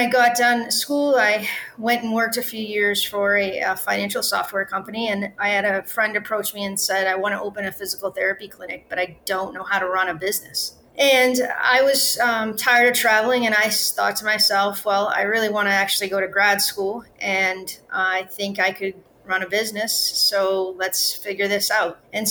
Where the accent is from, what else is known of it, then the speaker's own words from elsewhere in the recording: Bangor, Maine, United States; also born or lived in Boston, Massachusetts; Yeah, so I was born and raised in Bangor.